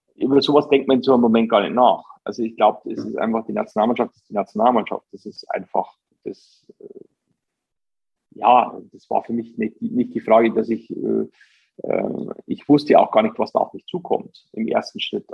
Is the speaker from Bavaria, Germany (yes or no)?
yes; Bavaria, Germany; ich komme aus der Region, ähm, bin einfach mit Bayern München groß geworden